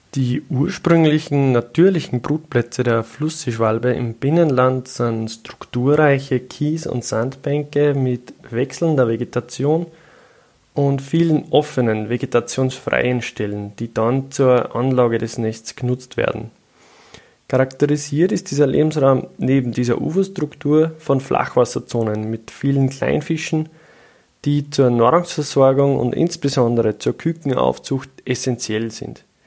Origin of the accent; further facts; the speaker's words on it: Austria; bei uns in Österreich